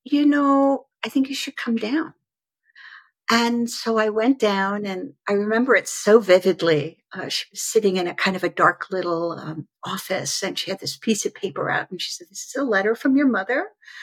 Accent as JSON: {"language": "English", "country": "United States", "tie": "born or raised there", "also_born_or_lived": "Stockholm, Sweden / Malmö, Sweden", "said": "So I was born in Sweden, in Stockholm, Sweden, and then I was placed into a foster home down at the southern tip of Sweden in Malmö. And when I was 3 and a half, so I was there for about 3 years. When I was 3 and a half, an American professor came, a young, beautiful woman, and she adopted me. And we moved to America"}